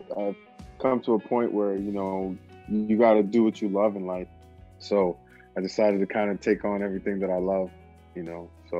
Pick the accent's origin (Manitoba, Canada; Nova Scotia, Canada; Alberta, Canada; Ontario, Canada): Ontario, Canada; Toronto; also born or lived in Brooklyn, United States / Edmonton, Canada; Well, I was born in Toronto, Canada. I grew up in Flemington Park as a kid. And then we moved to New York, Brooklyn, New York.